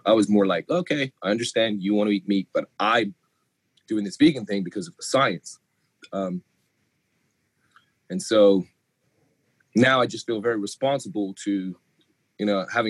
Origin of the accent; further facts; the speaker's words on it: England, United Kingdom; now in United States; coming from England, we don't have the collegiate system the way you do over here. I mean, if my accent goes in and out of England, it's because I've been in America 20 years, but born in England.